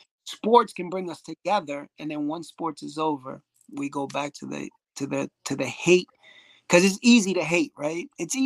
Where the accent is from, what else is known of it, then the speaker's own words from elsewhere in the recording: Ireland; Even with cuisine, which, you know, obviously we're from Ireland, you're not really known for your cuisine.